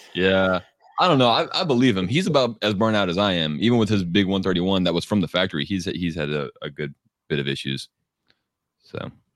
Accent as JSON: {"language": "English", "region": "Texas", "country": "United States", "said": "I'm from Texas where everything is just flat and dead"}